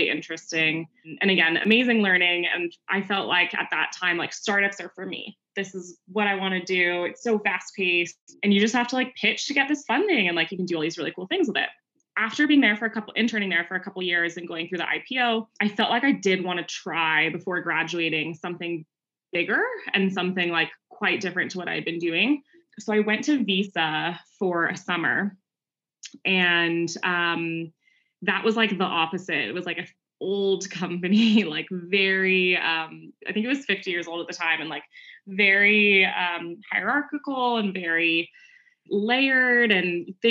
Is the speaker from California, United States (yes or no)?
yes; Bay Area, California, United States; born and raised in the Bay Area. So kind of grew up in it